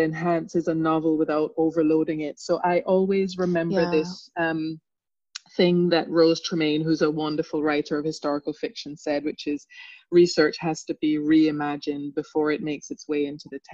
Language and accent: English; England, United Kingdom; also born or lived in Jamaica; I am also a Jamaican by background who left Jamaica very young and who went to England very young and went to boarding school.